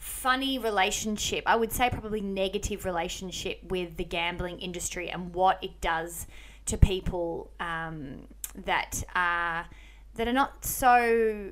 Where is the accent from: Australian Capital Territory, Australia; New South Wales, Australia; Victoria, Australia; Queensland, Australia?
Victoria, Australia; Melbourne; also born or lived in Kensington, Melbourne; growing up in Melbourne. I actually lived in that area of Flemington, that area. So I lived in Kensington for a long time. I grew up in Essendon